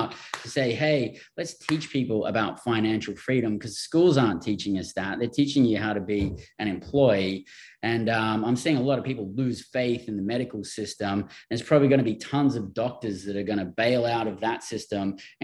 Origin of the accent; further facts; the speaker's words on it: Australia; moved away; I'm from Australia and I've traveled all over the world and lived in different countries